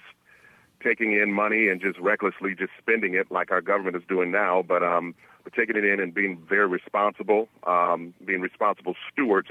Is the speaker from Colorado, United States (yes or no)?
no; Michigan, United States; moved away; elected county official as well back in my home state of Michigan